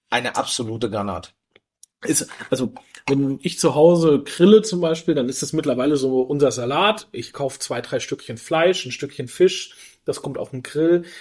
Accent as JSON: {"language": "German", "area": "Franconia", "region": "Bavaria", "country": "Germany", "said": "ich bin Franke"}